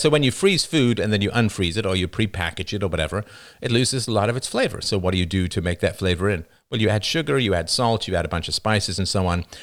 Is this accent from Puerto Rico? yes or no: no; England, United Kingdom; moved away; I grew up in England